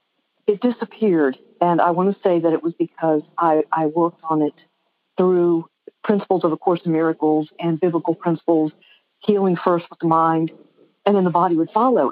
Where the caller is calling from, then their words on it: Blue Moss, Virginia, United States; Oh, from Blue Moss, Virginia.